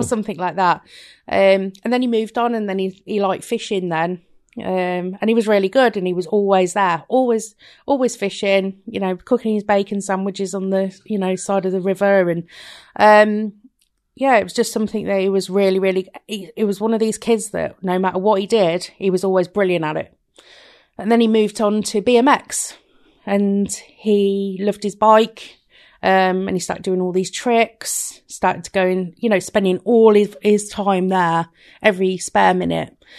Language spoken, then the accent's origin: English; Rugby, West Midlands, United Kingdom; I'm from Rugby Warwickshire